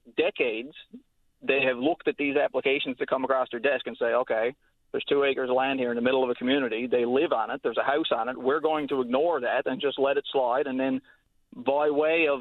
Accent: rural Newfoundland community, Newfoundland and Labrador, Canada; my family's land where I grew up, my parents' house

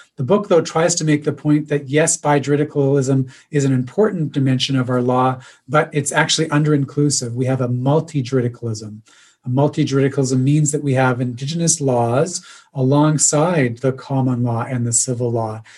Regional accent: Neyaashiinigmiing, Ontario, Canada; now in Victoria, Canada; my community is Neashi, and Donjaba, which is uh, the Cape Croker Indian Reserve, about three hours north of Toronto

